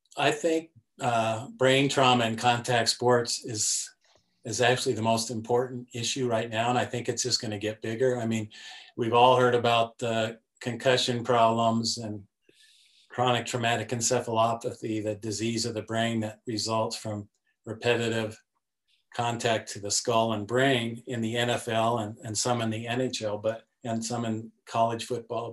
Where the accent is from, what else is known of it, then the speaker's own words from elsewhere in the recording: Denver, Colorado, United States; I grew up in Denver, Colorado area